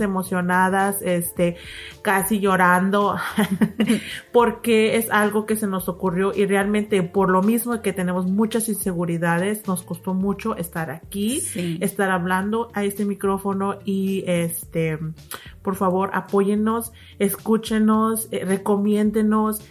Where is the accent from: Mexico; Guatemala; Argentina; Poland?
Mexico; nosotros somos mexicanas